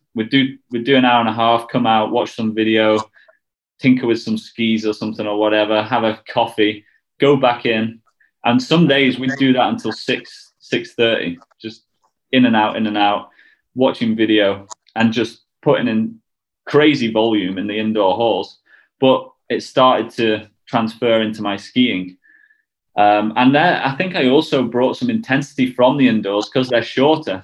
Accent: United Kingdom; we're all British

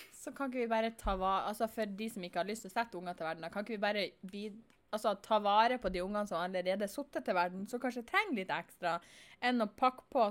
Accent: Northern Norway, Norway; Jeg er nordlending på godt og vondt

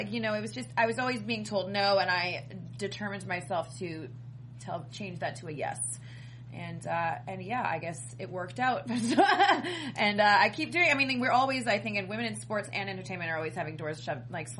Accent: Canada; You say I can't do this because I'm Canadian?

